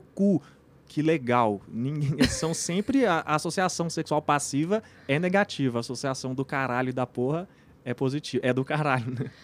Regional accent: Brazil; nossa cultura aqui como brasileiro

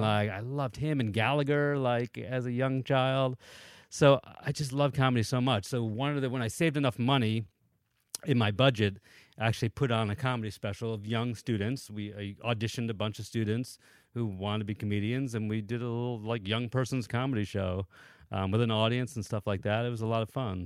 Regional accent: Danbury, Connecticut, United States; also born or lived in New York; I grew up mostly in Danbury, Connecticut, which is about an hour outside of New York City

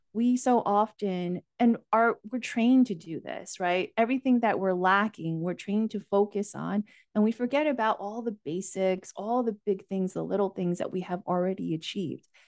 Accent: United States; also born or lived in Asia; My parents and I, with my younger brother, emigrated to the U, U S, um, when I was only four years

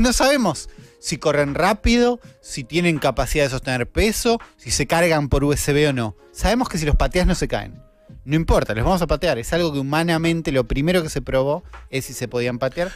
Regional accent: Argentina

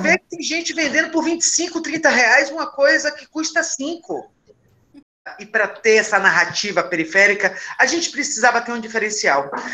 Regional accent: Northeast Region, Brazil; eu sou nordestina, lésbica e periférica

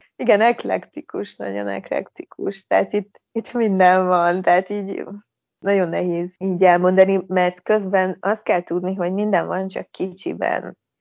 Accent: Debrecen, Hajdú-Bihar, Hungary; moved away as an adult; now in Tirana, Albania; mi ugye alapból debreceniek vagyunk, tehát onnan, onnan indultunk

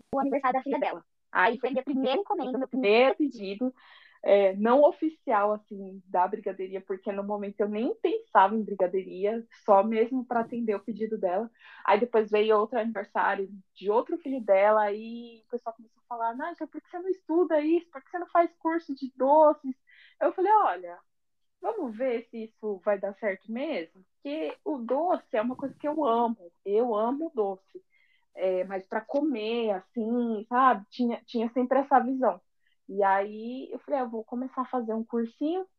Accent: São Paulo, Brazil; accent: paulista; moved away as an adult; now in Rio de Janeiro, Brazil; eu tenho um sotaque muito paulista

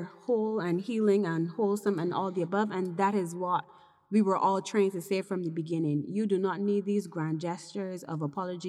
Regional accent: Barbados; growing up in Mills, Barbados, basically from a middle-class perspective

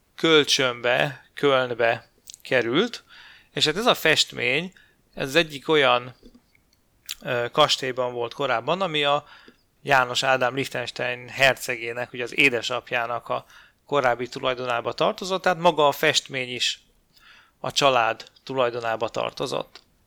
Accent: Hungary; magyarként ugye ez érinti a magyar történelmet

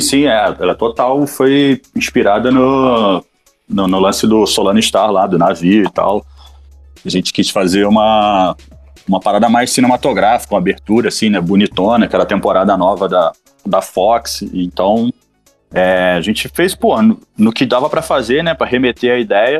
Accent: Brazil; sou do Brasil

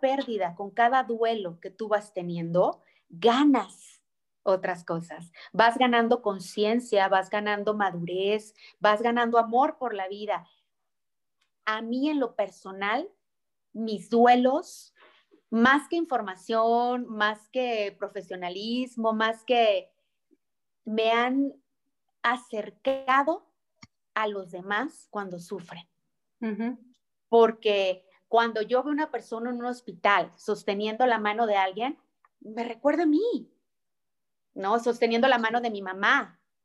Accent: Mexico; nuestra cultura mexicana

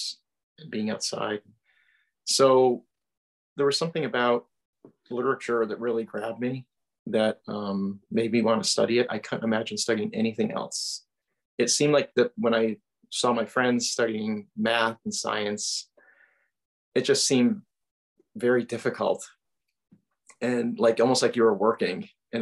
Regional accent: Wethersfield, Connecticut, United States; I am from Central Connecticut, a town called Wethersfield

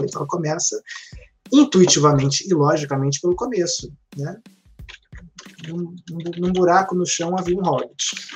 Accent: Rio de Janeiro, Brazil; Eu sou da zona oeste do Rio de Janeiro, que é uma área meio de mato.

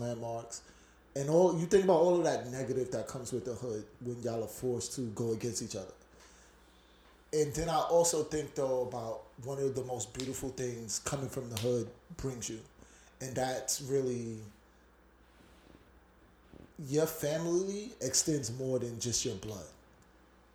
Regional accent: New York City, New York, United States; my old projects, Brownsville Projects

